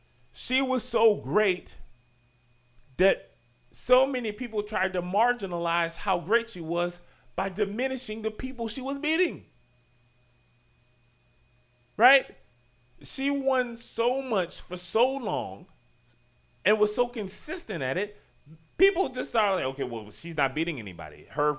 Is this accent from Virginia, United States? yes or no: yes; Richmond, Virginia, United States; I was born in Richmond.